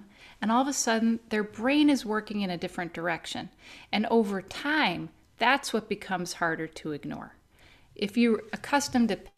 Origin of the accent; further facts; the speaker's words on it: Naperville, Illinois, United States; I grew up in Naperville, which is a suburb of Chicago